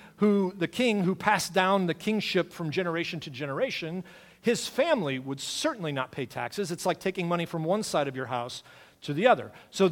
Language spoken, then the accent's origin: English; United States; We are American.